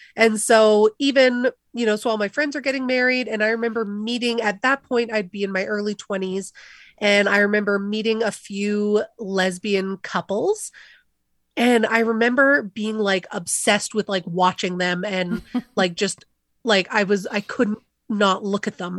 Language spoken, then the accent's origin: English; Calgary, Alberta, Canada; Calgary thinks, you know, where I'm from